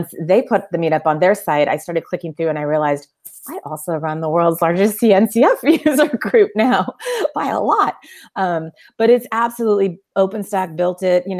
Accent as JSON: {"language": "English", "area": "Silicon Valley", "region": "California", "country": "United States", "tie": "born or raised there", "said": "I grew up here in the Silicon Valley"}